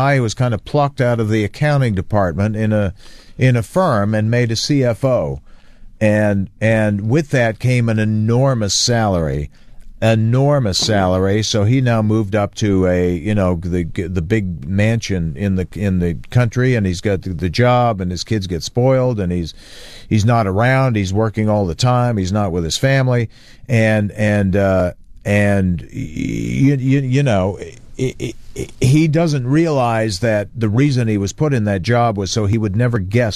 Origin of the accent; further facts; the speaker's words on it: Hamilton, Ontario, Canada; Hamilton, my hometown